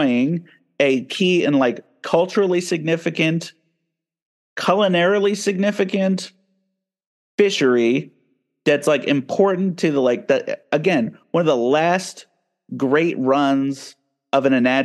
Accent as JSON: {"language": "English", "region": "New Jersey", "country": "United States", "tie": "born or raised there", "moved": "as an adult", "lives_now": "Alaska, United States", "said": "my home state of New Jersey"}